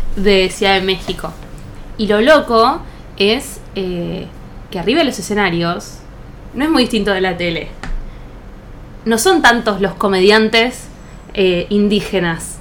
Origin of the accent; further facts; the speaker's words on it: Buenos Aires, Argentina; yo toda la vida vivía acá en Buenos Aires